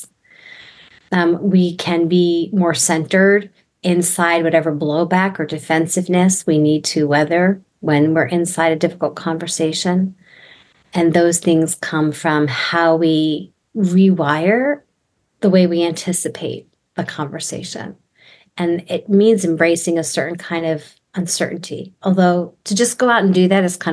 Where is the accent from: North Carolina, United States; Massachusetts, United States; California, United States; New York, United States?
New York, United States; moved away as an adult; also born or lived in Texas; I'm from New York, so I grew up in Jewish New York homes where we overlap conversation